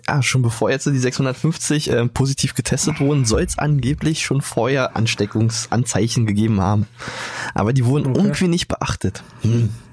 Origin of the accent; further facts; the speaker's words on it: Brandenburg, Germany; bei uns in Brandenburg